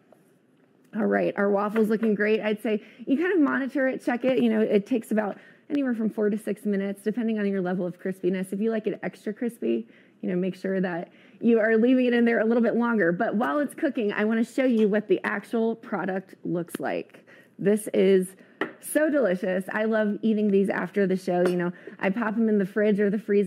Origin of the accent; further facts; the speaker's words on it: East Coast, United States; moved away; I grew up on the East Coast